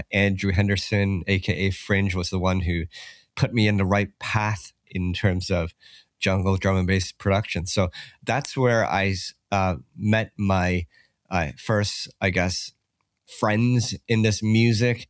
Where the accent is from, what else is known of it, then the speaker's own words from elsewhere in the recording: Toronto, Ontario, Canada; I grew up in Ca-, Canada, yeah, in Toronto